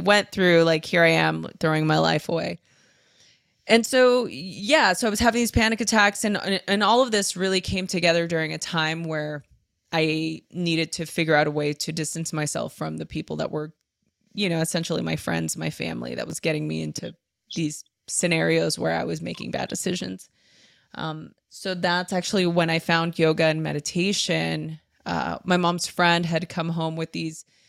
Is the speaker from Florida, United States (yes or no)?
no; Los Angeles, California, United States; I grew up in East LA. Uh, I was born and raised Los Angeles.